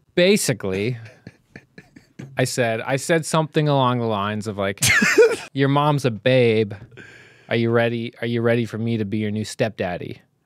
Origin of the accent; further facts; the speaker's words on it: Canada; being fucking Canadian shitheads